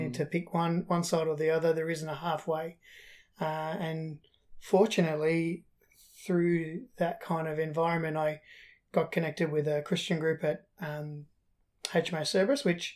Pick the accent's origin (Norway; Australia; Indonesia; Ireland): Australia; born or raised there; also born or lived in England